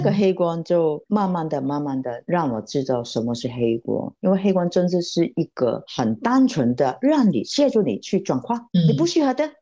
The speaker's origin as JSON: {"language": "Chinese", "country": "Hong Kong", "said": "我是来自香港的"}